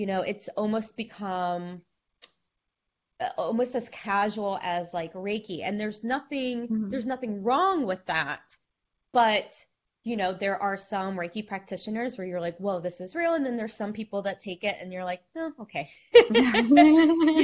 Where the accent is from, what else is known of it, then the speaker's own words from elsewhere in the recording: the South, United States; we grew up in the South